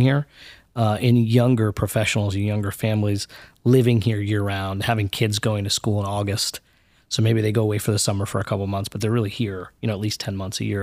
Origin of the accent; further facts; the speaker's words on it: New York City, New York, United States; we were born in the Bronx, and then we grew up around New York City